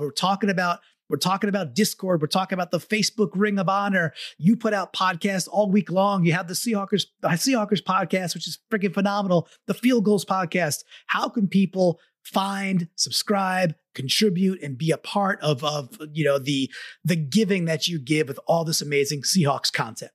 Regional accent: Long Island, New York, United States; now in Connecticut, United States; I grew up in Long Island.

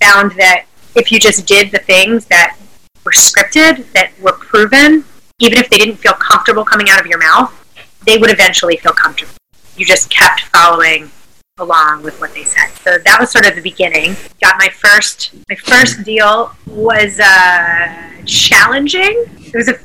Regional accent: Philadelphia, Pennsylvania, United States; I'm from Philly, lived here my whole life.

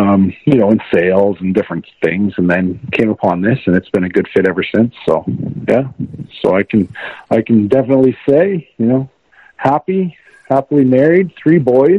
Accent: St. Louis, Missouri, United States; growing up in St. Louis and wanting to play in the NHL, and I got to, so there's no regrets at all.

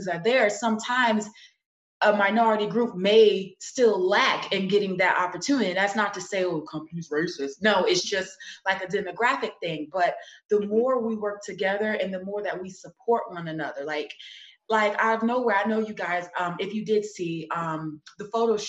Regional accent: New York City, New York, United States; I'm from Brooklyn, New York, you know, Sumner Projects, that's right near Marcy Projects

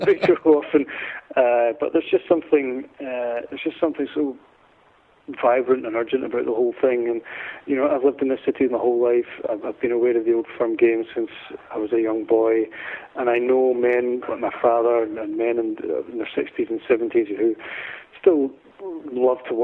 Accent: Glasgow, Scotland, United Kingdom; I'm from Glasgow

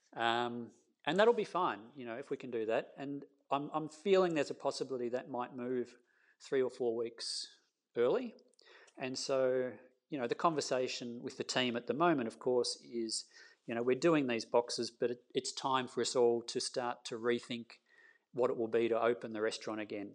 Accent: Castlemaine, Victoria, Australia; also born or lived in Melbourne; I grew up in Castlemaine

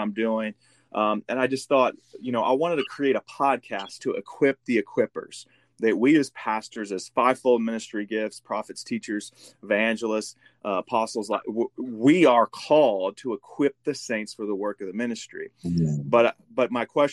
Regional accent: Midwest, United States; now in San Antonio, United States; I'm from the Midwest, moved here.

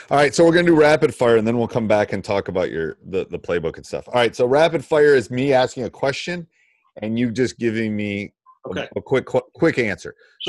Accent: Wisconsin, United States; I'm also from Wisconsin

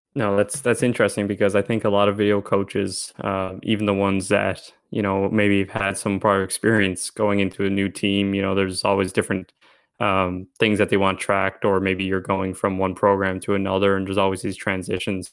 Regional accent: Newfoundland and Labrador, Canada; moved away; I came from Newfoundland.

